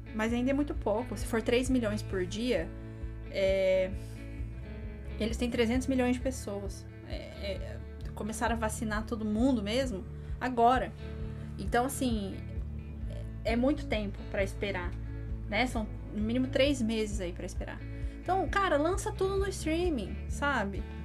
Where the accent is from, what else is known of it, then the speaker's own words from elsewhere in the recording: interior of Paraná, Brazil; A gente é do interior do Paraná